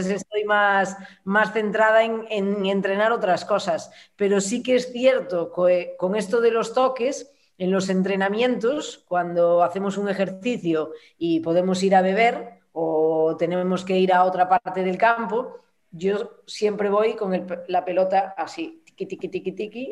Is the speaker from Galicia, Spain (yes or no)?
yes; Santiago de Compostela, Galicia, Spain; moved away; Yo soy gallega, soy de Santiago, y desde que me fui de, Galicia